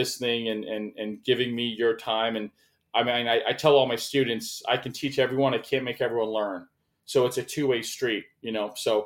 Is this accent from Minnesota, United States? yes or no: no; Tampa, St. Petersburg area, Florida, United States; I grew up in Florida in the Tampa, St. Pete area